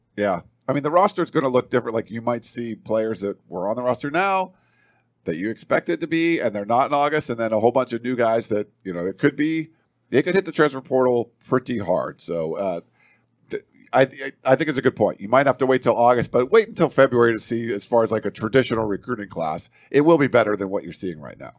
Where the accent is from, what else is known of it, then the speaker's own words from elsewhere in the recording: East Coast, United States; moved away; I'm from the East Coast